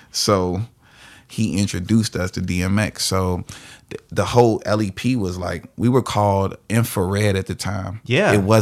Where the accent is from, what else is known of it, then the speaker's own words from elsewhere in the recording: Chicago, Illinois, United States; I like some fast twisted shit because I'm from Chicago